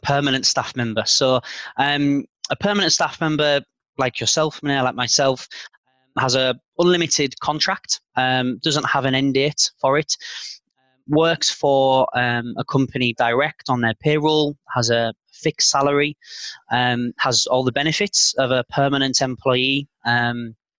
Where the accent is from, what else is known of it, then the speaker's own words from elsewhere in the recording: Carlisle, North West England, United Kingdom; moved away as an adult; also born or lived in London, United Kingdom; now in Zurich, Switzerland; my hometown of Carlisle